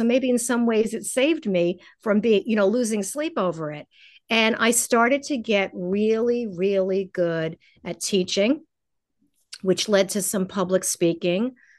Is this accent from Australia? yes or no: no; New York City, New York, United States; now in Los Angeles, United States; I moved to Los Angeles. I'm a New Yorker and I always have one foot out the door because I love the pace of big cities.